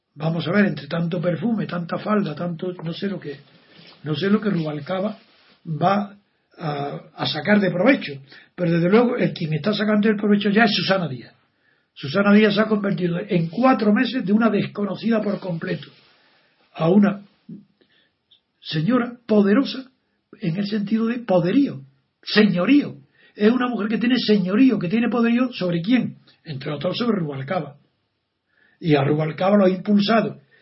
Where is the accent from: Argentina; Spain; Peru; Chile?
Spain; Andalusia; soy andaluz y figuraros cómo conozco a mis paisanos porque de pequeño he oído todas esas frases